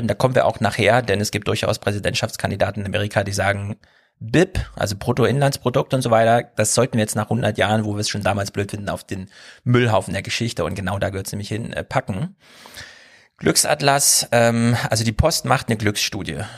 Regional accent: Berlin, Germany; man kann als Berliner ist man da vorgebildet mittlerweile

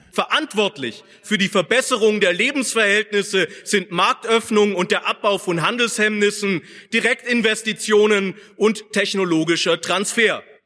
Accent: Markgräflerland, Baden-Württemberg, Germany; im Markgräflerland, meiner Heimat.

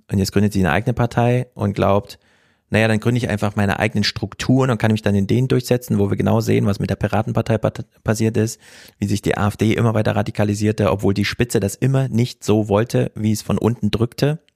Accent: Thuringia, Germany; moved away; ich als Thüringer

